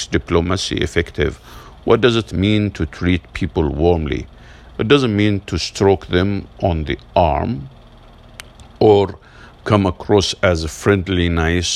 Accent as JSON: {"language": "English", "region": "Massachusetts", "country": "United States", "said": "my home state of Massachusetts"}